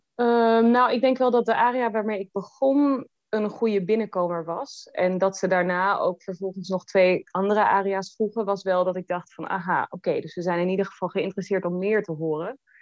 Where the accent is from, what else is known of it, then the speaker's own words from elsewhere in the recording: The Hague, South Holland, Netherlands; now in Hannover, Germany; Den Haag, waar ik vandaan kom